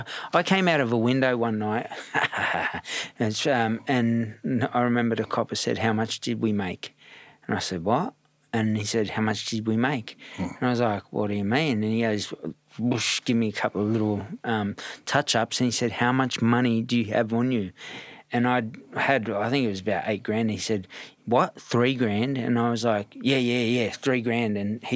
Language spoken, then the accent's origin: English; Redfern, New South Wales, Australia; also born or lived in Bondi; And I grew up in Bondi at one stage. When I say Bondi, I grew up in all bits and pieces. Redfern was the main hub, but my dad and mum were just sort of scattering me around.